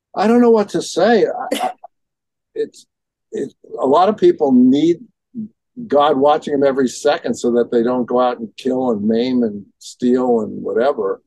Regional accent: New York City, New York, United States; in my neighborhood growing up in Brooklyn

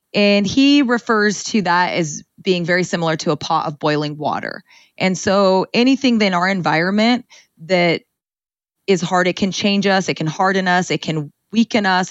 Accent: Ceres, California, United States; I grew up in Ceres, California, in the Central Valley, um, in a Punjabi home

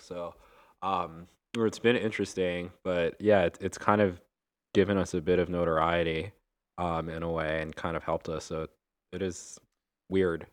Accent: Long Island, New York, United States; now in Brooklyn, United States; I grew up like literally on the border of New York, where New York City becomes the suburbs, where it becomes Nassau County, and it's Long Island

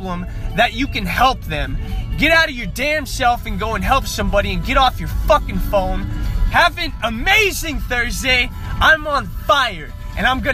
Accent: North Las Vegas, Nevada, United States; growing up in North Las Vegas

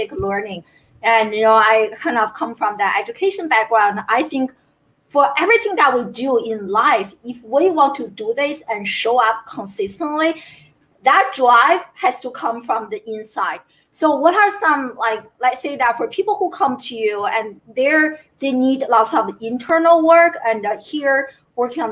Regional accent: China; growing up in China

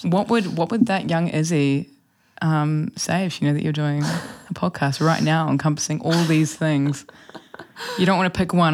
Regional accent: Wellington, New Zealand; I grew up here in Wellington, um, along the Lal Bay Coast

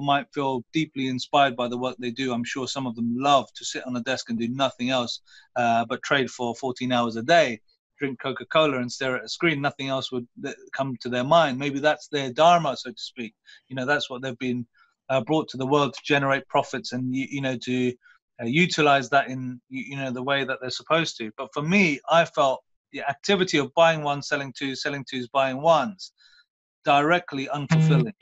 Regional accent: Luton, East of England, United Kingdom; I come from Luton. I came from a school called South Luton High School

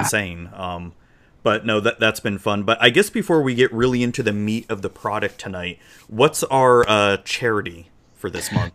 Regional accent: Florida, United States; accent: southern drawl; I was born in Florida, so I was y, Southern raised, but with Yankee parents

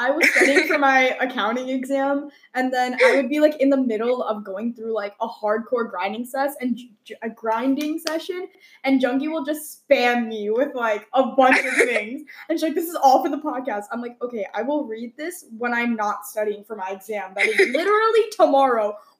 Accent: North India, India; we can speak on the fact that, like, because I'm North Indian, because you're South Indian, we've grown up in similar yet different ways.

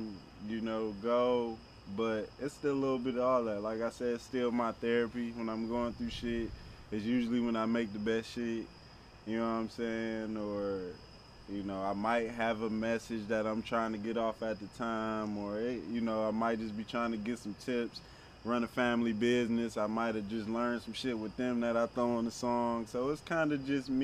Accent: Detroit, Michigan, United States; I'm the artist from Detroit

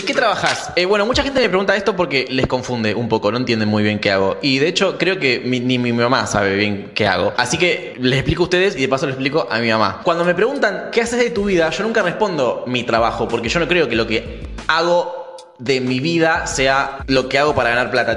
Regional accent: Rafaela, Santa Fe, Argentina; now in Rosario, Argentina; nací en Rafaela, pero vivo en Rosario hace unos cuantos años

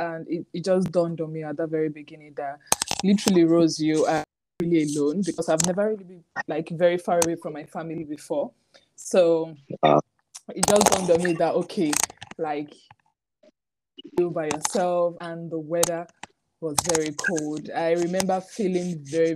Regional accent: Nigeria; moved away as an adult; also born or lived in Kano, Nigeria; now in United Kingdom; growing up in Nigeria

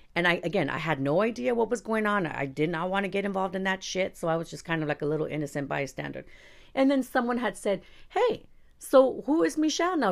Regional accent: Los Angeles, California, United States; I was born in East Los Angeles

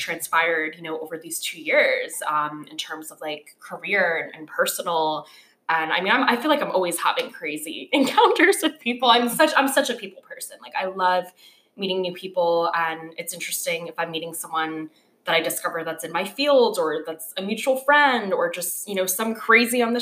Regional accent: Hamden, Connecticut, United States; moved away as an adult; now in New York City, United States; I hail from Hampden, Connecticut

